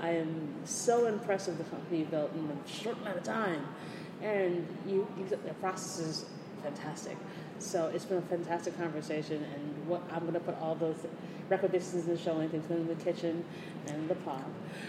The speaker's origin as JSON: {"language": "English", "region": "New York", "country": "United States", "said": "As a New Yorker, I'm like, what? Hike?"}